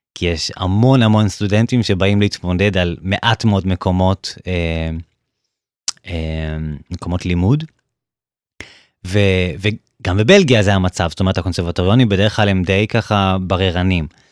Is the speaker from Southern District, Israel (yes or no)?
yes; Beersheba, Southern District, Israel; now in Germany; כשהייתי ממש אה, קטן, הייתי בן שמונה, um, בבאר שבע.